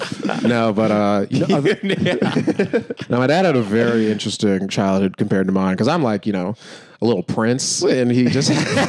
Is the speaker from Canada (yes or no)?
no; Florida, United States; also born or lived in New York; now in Manhattan, United States; I was born in New York and we moved to Florida.